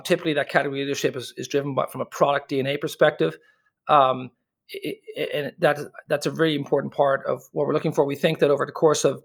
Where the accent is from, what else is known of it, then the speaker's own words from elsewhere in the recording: Dublin, Leinster, Ireland; accent: Irish; moved away as an adult; also born or lived in United States; born and raised in Dublin, but I left